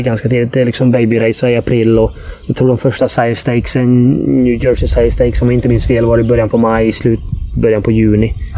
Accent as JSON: {"language": "Swedish", "town": "Gothenburg", "region": "Västra Götaland", "country": "Sweden", "tie": "born or raised there", "said": "jag växte upp på Hisingen"}